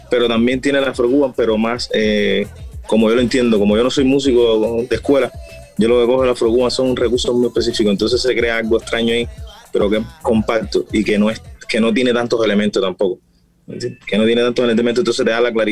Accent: Pinar del Río, Cuba; yo se lo decía a la gente en mi barrio y en mi zona, como es campo, la gente lo que más, lo que más, lo que más se escuchaba era música mexicana.

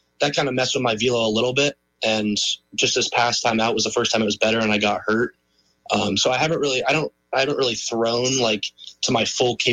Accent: Vermont, United States; I was from Vermont

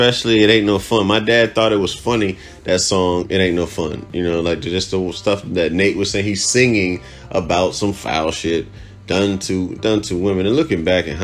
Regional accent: Cuba; moved away; Growing up in Cuba

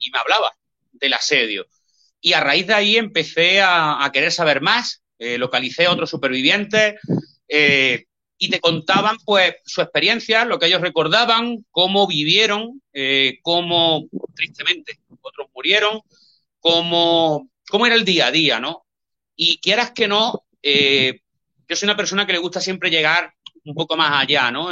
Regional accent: Linares, Andalusia, Spain; yo soy de Linares, aquí en Jaén

